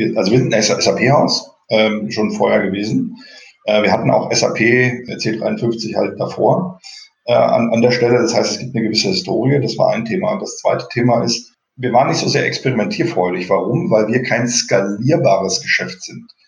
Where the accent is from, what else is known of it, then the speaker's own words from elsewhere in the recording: East Germany, Germany; moved away as an adult; also born or lived in Dresden / United States; gelernter DDR-Bürger